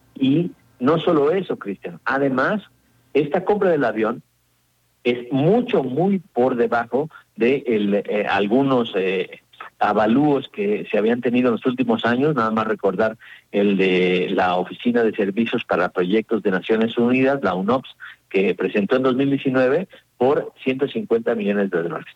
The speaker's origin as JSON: {"language": "Spanish", "country": "Mexico", "said": "como mexicanos"}